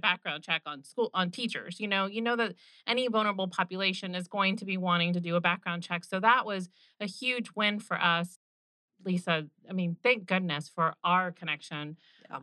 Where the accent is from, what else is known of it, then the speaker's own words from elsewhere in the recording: Orlando, Florida, United States; I grew up going in Orlando to Bay Hill